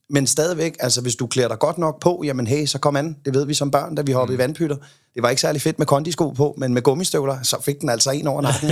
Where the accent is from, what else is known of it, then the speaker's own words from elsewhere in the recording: Copenhagen, Capital Region of Denmark, Denmark; Jeg kommer fra Amager.